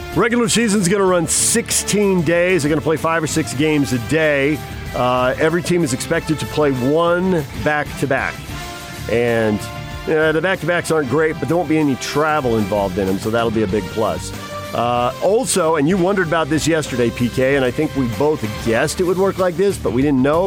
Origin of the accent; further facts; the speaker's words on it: San Diego, California, United States; now in Salt Lake City, United States; growing up in San Diego